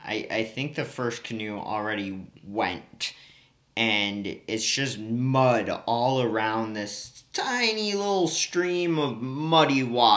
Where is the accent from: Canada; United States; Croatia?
United States; the South; I'm from the South.